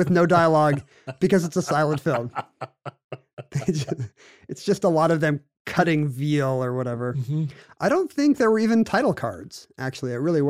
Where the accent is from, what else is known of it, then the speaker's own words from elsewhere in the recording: South Korea; Like I grew up in South Korea, and so we would have to go on field trips to the temples and palaces and folk villages